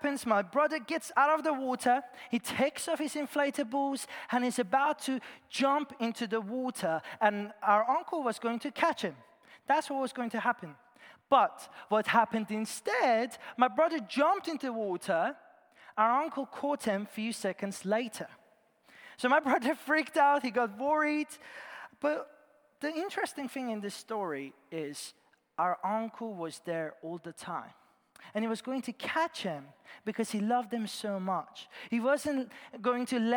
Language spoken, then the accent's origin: English; Iran; moved away; I was born in Iran and I grew up there